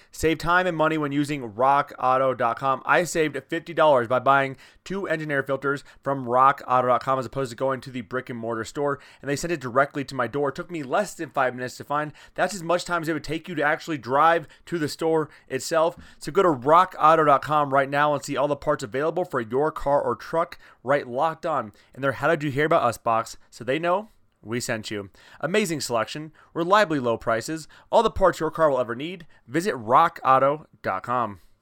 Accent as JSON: {"language": "English", "region": "Iowa", "country": "United States", "said": "I'm from Iowa"}